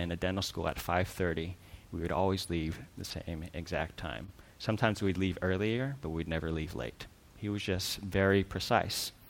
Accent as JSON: {"language": "English", "town": "Culver City", "region": "California", "country": "United States", "tie": "born or raised there", "said": "I grew up in Culver City."}